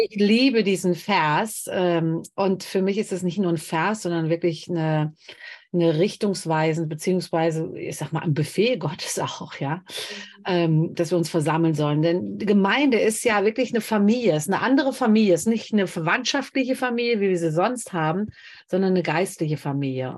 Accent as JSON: {"language": "German", "country": "Germany", "said": "hier bei uns in Deutschland"}